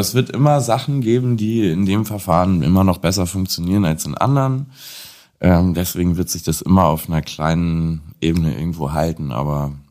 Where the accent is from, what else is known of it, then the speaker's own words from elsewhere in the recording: Lüneburg, Lower Saxony, Germany; komme gebürtig aus Lüneburg, das ist 40 Kilometer ungefähr von Hamburg entfernt. Ähm, habe dort da meine Jugend und mein Aufwachsen verbracht